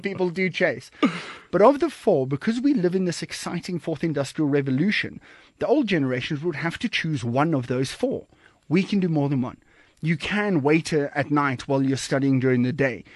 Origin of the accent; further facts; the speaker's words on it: Kommetjie, Western Cape, South Africa; moved away as an adult; also born or lived in Johannesburg, South Africa; now in Cape Town, South Africa; I'm originally from Komkie and, and Nordic area down, down south there